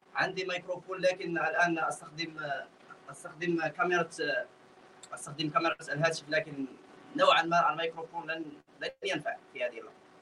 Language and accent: Arabic; Morocco; انا مغربي